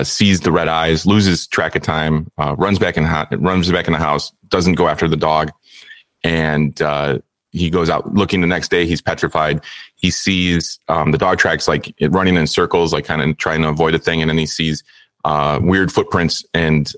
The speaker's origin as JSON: {"language": "English", "town": "Chicago", "region": "Illinois", "country": "United States", "said": "We're both from Chicago"}